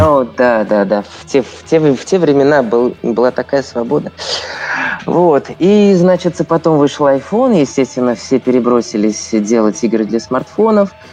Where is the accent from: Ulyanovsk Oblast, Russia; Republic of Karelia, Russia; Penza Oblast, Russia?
Penza Oblast, Russia; Penza; moved away as an adult; also born or lived in Saint Petersburg; я родом из Средиземья, ой, извините, из Пензы